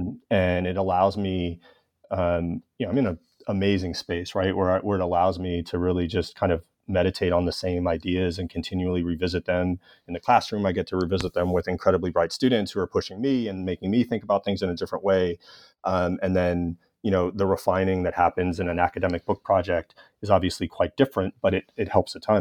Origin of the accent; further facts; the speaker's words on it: Los Angeles, California, United States; my hometown of Los Angeles.